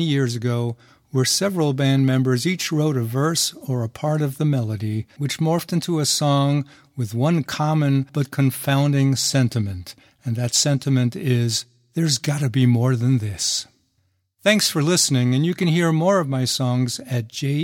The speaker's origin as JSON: {"language": "English", "town": "New York City", "region": "New York", "country": "United States", "tie": "born or raised there", "moved": "yes", "lives_now": "San Diego, United States", "said": "I grew up in New York City"}